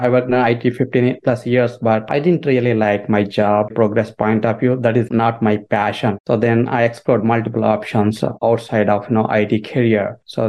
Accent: India; moved away; So basically, I came from India in 2007.

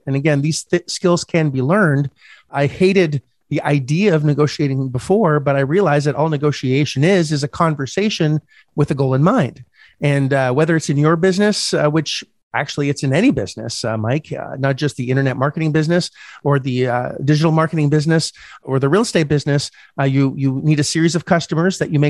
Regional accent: Canada; first language French; English is a second language; I'm Canadian

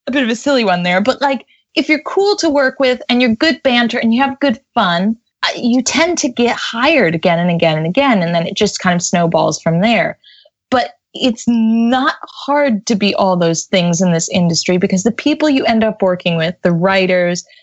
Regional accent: United States; accent: American; moved away as an adult; now in London, United Kingdom; I'm an American in London, I have a genuine American accent

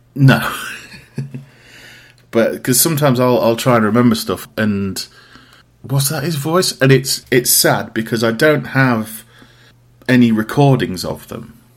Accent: Riddings, East Midlands, United Kingdom; I am from a place called Riddings in Derbyshire, um, which is about half an hour outside of Derby.

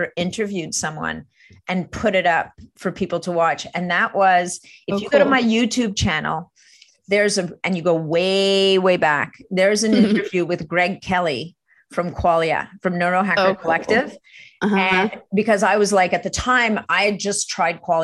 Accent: Montreal, Quebec, Canada; I'm from Montreal. I speak French.

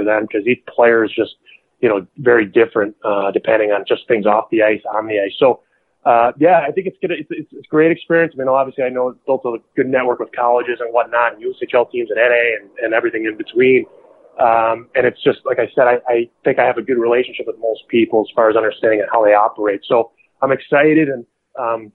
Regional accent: New Jersey, United States; I'm from New Jersey

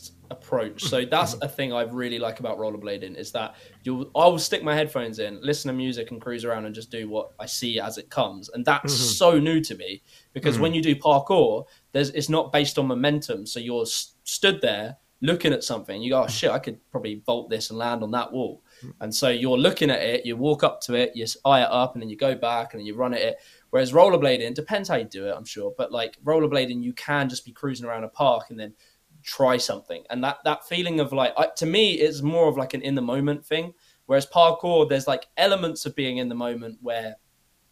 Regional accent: United Kingdom; as British people

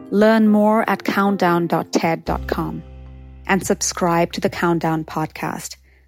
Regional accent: Mumbai, Maharashtra, India; moved away as an adult; now in Los Angeles, United States; As my hometown, my home country, Mumbai, India, as well as my adopted home, my second home, Los Angeles, California

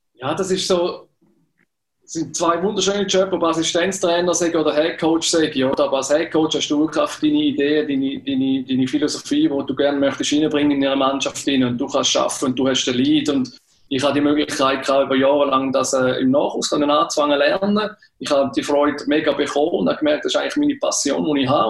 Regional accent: Switzerland

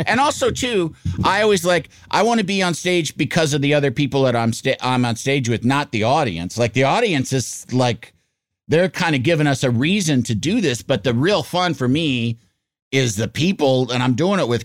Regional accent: Yorkville, Illinois, United States; I grew up in Yorkville, Illinois

